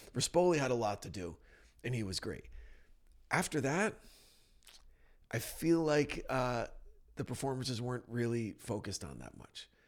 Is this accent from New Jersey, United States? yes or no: yes; New Jersey, United States; moved away; I'm from New Jersey.